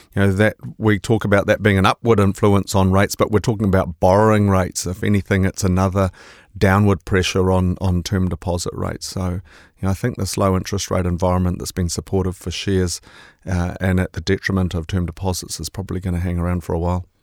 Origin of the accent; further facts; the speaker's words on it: Auckland, New Zealand; also born or lived in Te Puke; my life's largely been in Auckland, so I, I, I claim to be from Tipuki, but I guess I better call myself an Aucklander